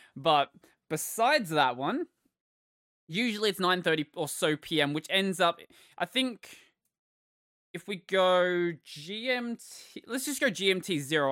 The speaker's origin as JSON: {"language": "English", "country": "Australia", "said": "I am Australian"}